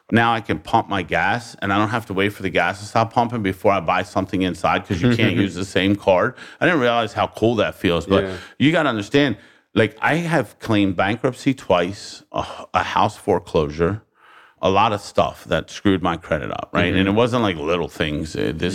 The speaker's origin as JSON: {"language": "English", "town": "Baltimore", "region": "Maryland", "country": "United States", "tie": "born or raised there", "said": "I lived there I lived there for 42 years, Baltimore City."}